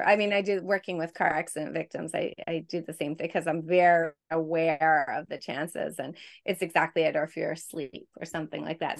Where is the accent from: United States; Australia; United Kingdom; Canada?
Canada; Quebec; moved away; I'm from Canada, originally from Quebec